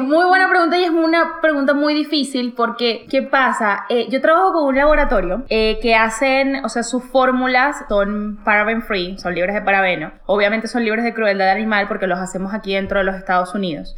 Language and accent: Spanish; Venezuela; moved away; yo en mi país, Venezuela